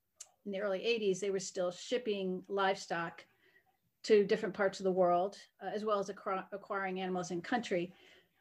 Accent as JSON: {"language": "English", "area": "Connecticut and Vermont", "region": "New England", "country": "United States", "tie": "born or raised there", "also_born_or_lived": "Arkansas / Northeast Kansas", "moved": "as an adult", "lives_now": "Kansas, United States", "said": "Connecticut and Vermont is where I was raised"}